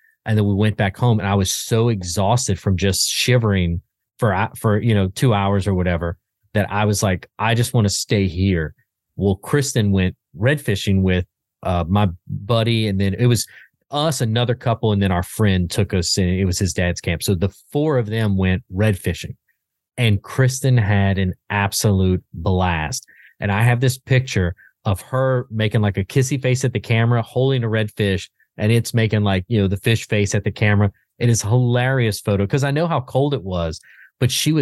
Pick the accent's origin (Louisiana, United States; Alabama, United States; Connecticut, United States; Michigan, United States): Louisiana, United States; South; I grew up in South Louisiana, so I grew up fishing